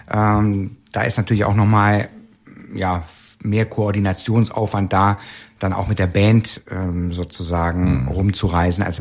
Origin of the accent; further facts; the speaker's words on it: Cologne, North Rhine-Westphalia, Germany; born there; ähm, ich bin zwar in Köln geboren, aber ähm, mein Kölsch selber ist jetzt nicht das Perfekte.